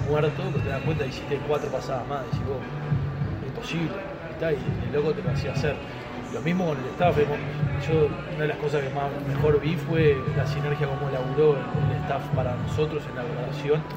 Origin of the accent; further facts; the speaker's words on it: Uruguay; somos uruguayos